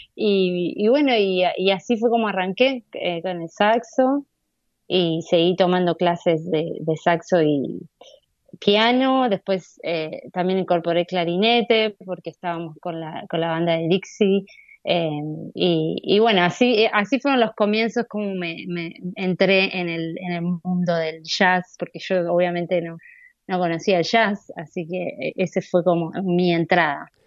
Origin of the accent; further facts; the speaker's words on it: Necochea, Buenos Aires Province, Argentina; moved away as an adult; now in New York, United States; yo nací en Ecochea